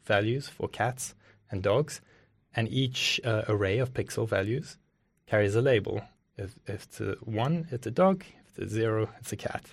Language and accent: English; Johannesburg, Gauteng, South Africa; moved away; also born or lived in Cape Town; I was born in South Africa, uh, lived in Johannesburg